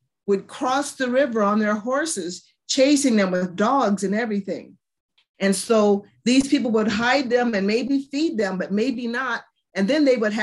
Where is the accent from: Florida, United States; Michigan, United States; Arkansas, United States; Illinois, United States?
Michigan, United States; also born or lived in Ohio / Indiana; now in South Bend, United States; I was born in Ohio. I grew up in Michigan, and now I live in Indiana.